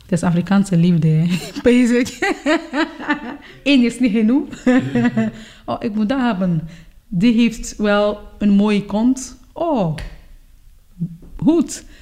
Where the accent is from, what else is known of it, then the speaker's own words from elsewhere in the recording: Cameroon; now in Belgium; Ik ben van Cameroen